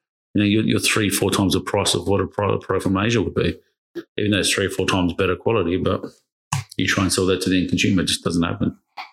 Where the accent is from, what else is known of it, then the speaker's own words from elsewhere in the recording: Australia; We're Australian